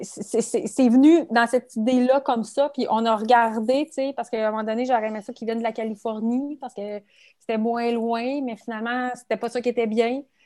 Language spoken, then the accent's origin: French; Quebec City region, Canada; je suis, de la région de Québec, je suis de la région de la capitale nationale.